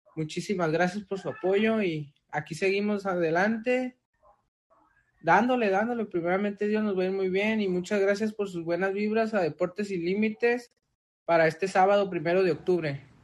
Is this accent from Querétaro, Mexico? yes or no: no; Tijuana, Baja California, Mexico; also born or lived in Guadalajara, Jalisco; Yo pues no soy originario de aquí, yo nací en Guadalajara, Jalisco, pero la mayoría de mi de tiempo ya me he estado aquí pues desde los, desde los dos años que mis padres se vinieron para acá y pues ya, como quien dice, ya soy originario de Tijuana